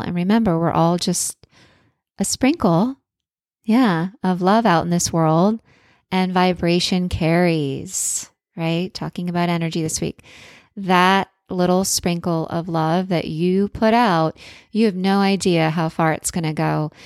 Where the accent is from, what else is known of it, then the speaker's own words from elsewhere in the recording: Florida, United States; I was born in the Sunshine State